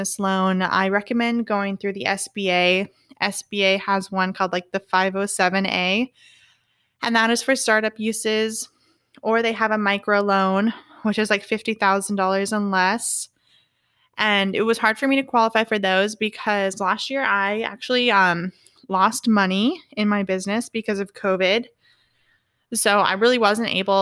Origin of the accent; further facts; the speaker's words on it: California, United States; moved away; I'm from California